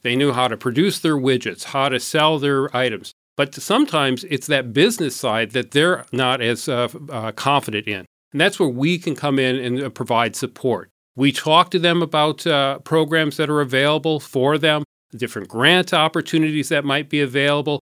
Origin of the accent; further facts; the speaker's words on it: Port Huron, Michigan, United States; moved away as an adult; also born or lived in Saginaw, Michigan / Washington, D.C.; I was born in Saginaw. Our family moved to Port Huron when I was quite young, so I grew up here in, uh, Port Huron